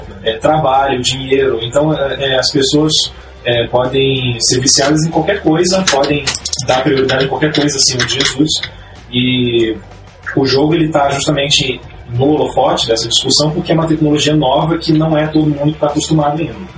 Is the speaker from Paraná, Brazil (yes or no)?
yes; Curitiba, Paraná, Brazil; Sou daqui de Curitiba